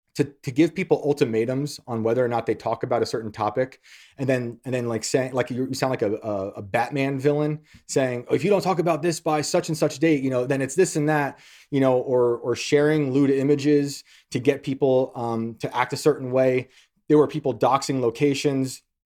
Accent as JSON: {"language": "English", "town": "West Point", "region": "New York", "country": "United States", "tie": "born or raised there", "accent": "Yankee", "said": "I grew up in West Point"}